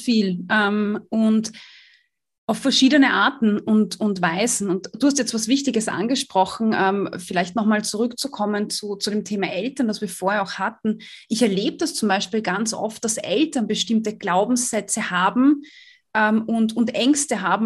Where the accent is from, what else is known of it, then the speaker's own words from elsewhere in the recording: Austria; ich komme aus Österreich